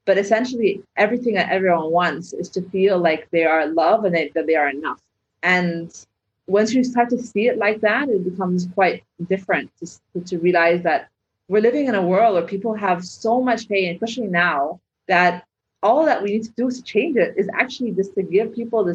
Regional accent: Egypt; moved away; where I grew up in the Arab world

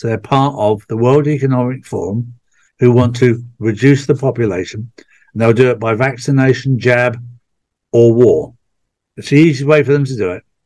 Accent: England, United Kingdom; being English

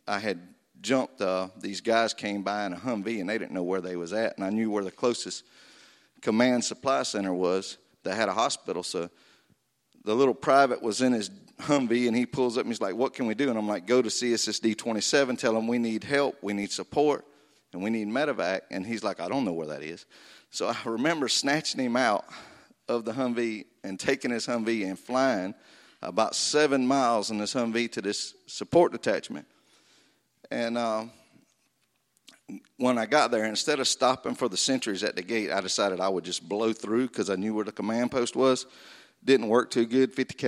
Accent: Florida, United States; I was raised in North Florida on a family farm where I was from the second grade until I left to go to the Marine Corps in 1987.

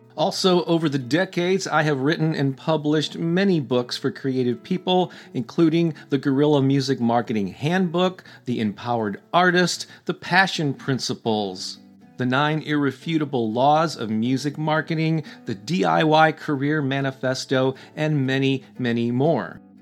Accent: St. Louis, Missouri, United States; I was born and raised in Saint Louis and grew up on Casey

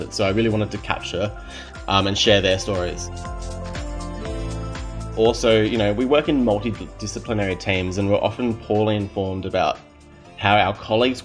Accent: Victoria, Australia; now in Northern Territory, Australia; I'm originally from Victoria and I'm now residing in the Territory

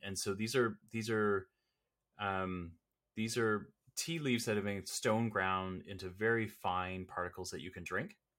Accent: Toronto, Ontario, Canada; I'm Canadian, born and bred here in, uh, here in Toronto or the Toronto area.

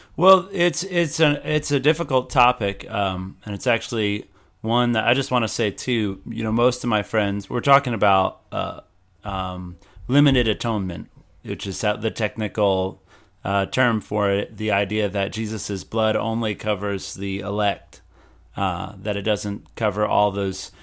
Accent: North Carolina, United States; I'm from North Carolina, from a large homeschool family.

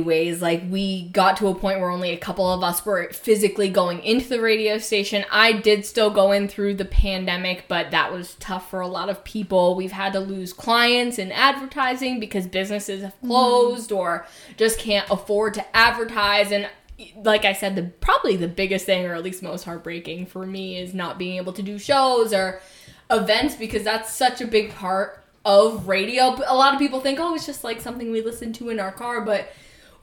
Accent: Nashua, New Hampshire, United States; I grew up in Nashua, New Hampshire, which is like right on the border of Massachusetts, born and raised there.

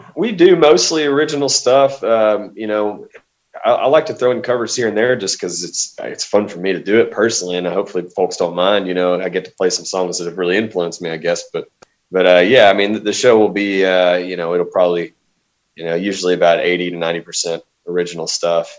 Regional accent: Arkansas, United States; also born or lived in Southwest Louisiana; I've uh, been in Arkansas ever since

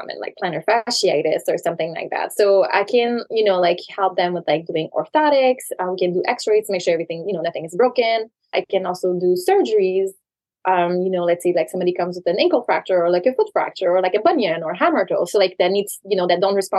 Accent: Canada; moved away as an adult; also born or lived in New York; now in New Jersey, United States; I'm originally from Canada.

